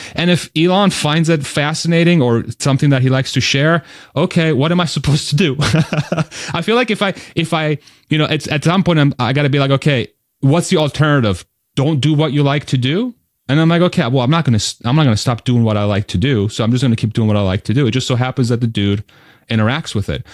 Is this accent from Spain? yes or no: yes; Spain; I was born in Spain